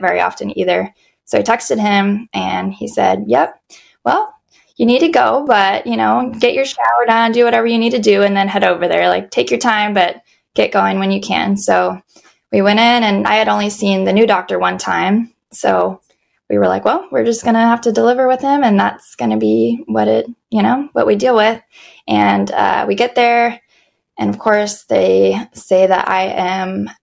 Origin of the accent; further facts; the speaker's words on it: Las Vegas, Nevada, United States; now in San Diego, United States; I was originally born and raised in Vegas